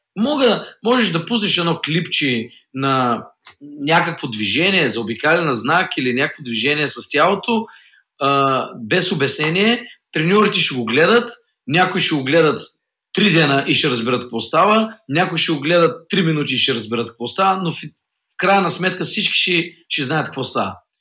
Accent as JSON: {"language": "Bulgarian", "country": "Bulgaria", "said": "аз съм от България"}